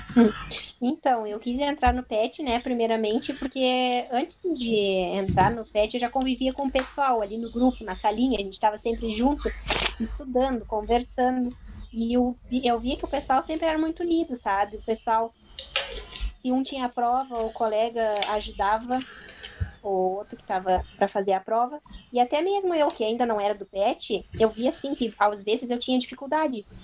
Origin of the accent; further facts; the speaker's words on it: Turuçu, Rio Grande do Sul, Brazil; Eu sou de Turuçu, tenho 25 anos